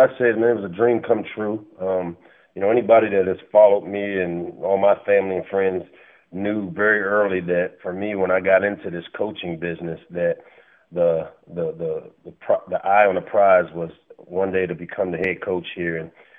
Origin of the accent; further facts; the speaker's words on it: Washington, District of Columbia, United States; Grew up in the southwest section of D.C., down in the Greenleaf area as a child.